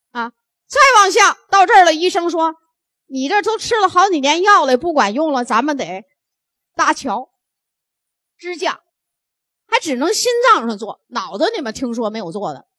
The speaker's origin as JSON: {"language": "Chinese", "country": "China", "said": "所以我们中国人，我们最好的血压"}